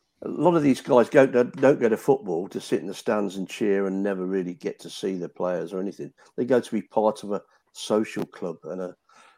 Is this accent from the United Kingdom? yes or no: yes; Nuneaton, West Midlands, United Kingdom; my hometown, Nuneaton